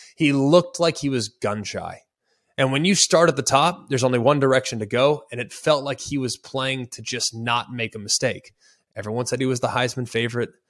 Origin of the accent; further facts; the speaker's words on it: Dallas, Texas, United States; I'm from Dallas, Texas. I'm a Cowboy fan.